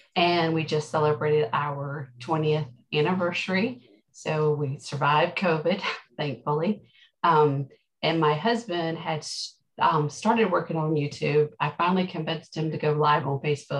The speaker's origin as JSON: {"language": "English", "country": "Canada", "said": "I'm Canadian"}